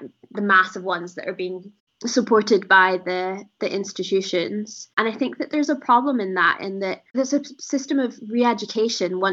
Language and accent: English; Edinburgh, Scotland, United Kingdom; I'm from Edinburgh, and I haven't really spent a lot of time in Glasgow